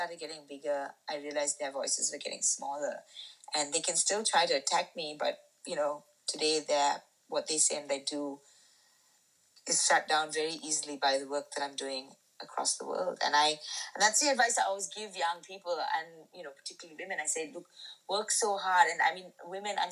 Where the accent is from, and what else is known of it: Sri Lanka; born or raised there